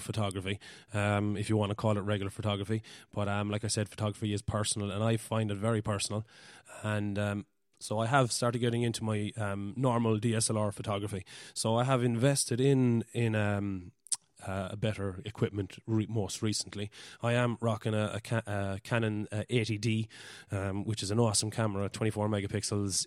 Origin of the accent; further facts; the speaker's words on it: West Cork, Munster, Ireland; I'm from West Cork in Ireland